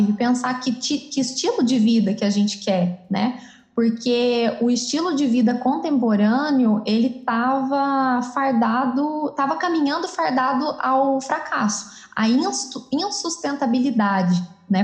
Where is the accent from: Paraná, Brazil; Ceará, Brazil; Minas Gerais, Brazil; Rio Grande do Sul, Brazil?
Minas Gerais, Brazil; Campos Gerais; moved away as an adult; now in Campinas, Brazil; sou mineira, né, sou natural da cidade de Campos Gerais e atualmente moro em Campinas, moro aqui já faz oito anos.